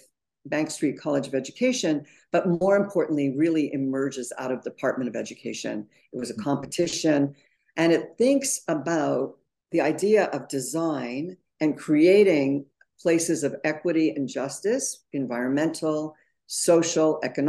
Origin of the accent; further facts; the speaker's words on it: Montreal, Quebec, Canada; now in New York City, United States; I grew up in Montreal